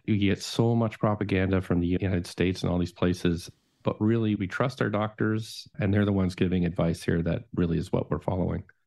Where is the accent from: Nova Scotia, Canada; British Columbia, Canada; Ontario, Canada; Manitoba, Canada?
Nova Scotia, Canada; moved away; My family growing up in Nova Scotia, they are all prohibitionists